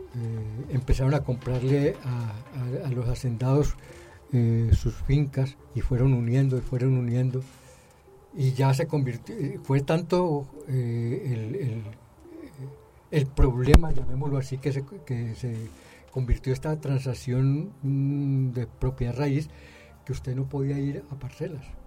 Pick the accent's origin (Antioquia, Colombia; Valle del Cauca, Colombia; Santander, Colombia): Valle del Cauca, Colombia; Roldanillo; yo me fui a trabajar fuera de Roldanillo durante 15 años y cuando regresé casi me pierdo en Roldanillo.